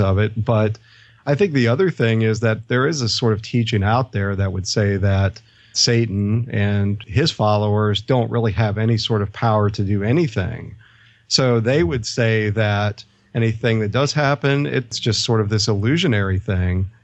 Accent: United States; growing up in the States

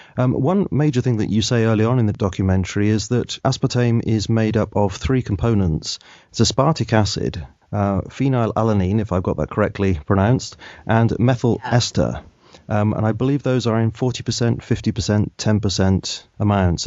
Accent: United Kingdom; I'm a Brit, so I'm bound to say aspartame occasionally rather than aspartame.

